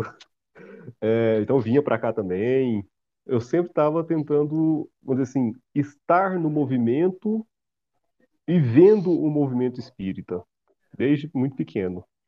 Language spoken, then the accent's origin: Portuguese; Silvânia, Goiás, Brazil; eu sou de Silvânia